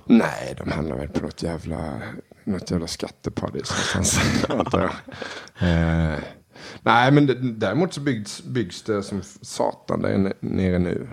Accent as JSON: {"language": "Swedish", "region": "Småland", "country": "Sweden", "said": "Jag är smålänning"}